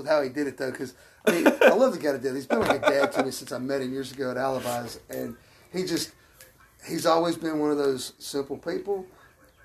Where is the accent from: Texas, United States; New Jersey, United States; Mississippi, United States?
Texas, United States; Lumberton; I grew up in Lumberton back before the McDonald's